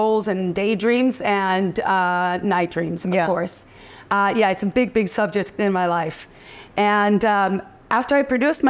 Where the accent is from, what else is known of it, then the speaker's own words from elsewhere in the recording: Israel; moved away as an adult; also born or lived in London / Paris / New York; I went to an art high school in Israel and I studied theater